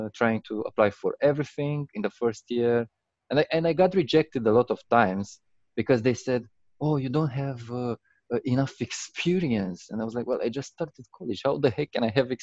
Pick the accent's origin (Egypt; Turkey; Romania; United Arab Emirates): Romania; I'm originally from Romania